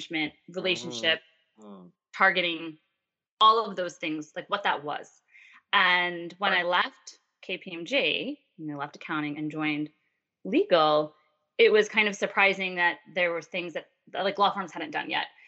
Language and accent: English; Long Island, New York, United States; accent: Long Island; my Long Island accent